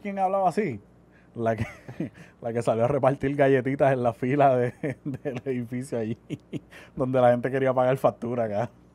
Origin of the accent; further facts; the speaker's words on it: Puerto Rico; yo como ciudadano, como puertorriqueño